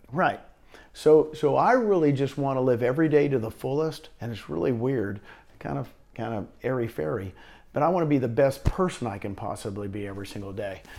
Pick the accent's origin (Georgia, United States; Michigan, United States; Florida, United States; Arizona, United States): Arizona, United States; Phoenix; now in Puerto Rico; I grew up out in Phoenix area